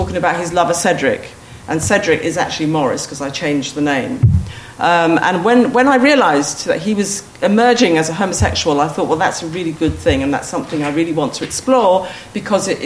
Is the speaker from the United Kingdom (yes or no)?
yes; United Kingdom; I'm the second generation of Black Britons, you know, of people who were the children of the immigrants who came from the former colonies